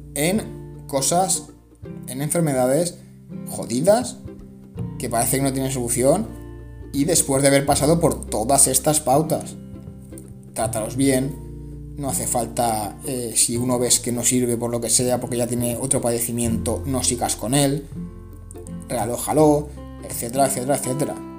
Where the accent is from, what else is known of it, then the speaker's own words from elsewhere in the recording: Spain; En mi caso, España